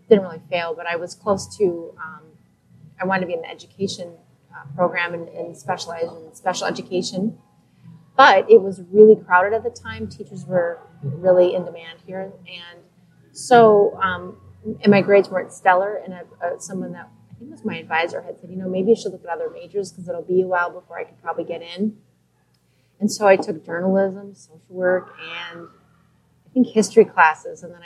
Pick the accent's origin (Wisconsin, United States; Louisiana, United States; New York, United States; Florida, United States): Wisconsin, United States; Neenah; moved away as an adult; now in Eau Claire, United States; I grew up in Nina, which is near all the paper mills